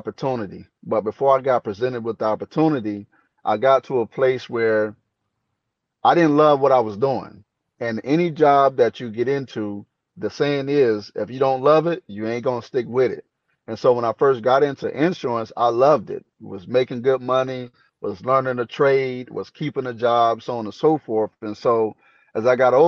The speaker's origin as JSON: {"language": "English", "town": "Maple Hill", "region": "North Carolina", "country": "United States", "tie": "born or raised there", "moved": "as an adult", "lives_now": "Spokane, United States", "said": "I'm actually from North Carolina, a little small town called Maple Hill. It's on the outskirts of Jacksonville"}